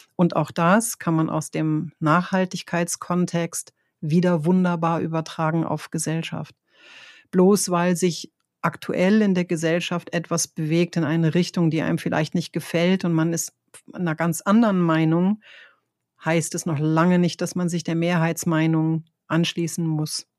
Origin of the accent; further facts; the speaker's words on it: Northern Germany, Germany; moved away; ich komme ja aus Norddeutschland, wir sind ja äh, sehr gerade und sehr direkt